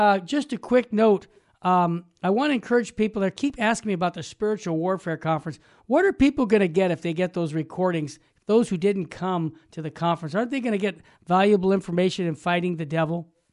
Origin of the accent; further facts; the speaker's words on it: Arizona, United States; moved away; I was born in Arizona